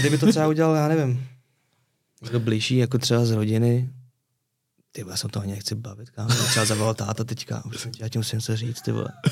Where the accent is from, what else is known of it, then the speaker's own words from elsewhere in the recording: Prague, Czechia; also born or lived in Řitka; now in Prague, Czech Republic; já jsem se narodil v Praze, pak jsem základka v Praze